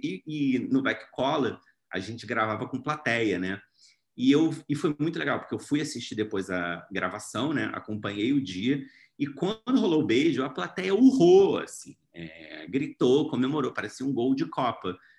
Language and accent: Portuguese; Rio de Janeiro, Brazil; sou lá do Rio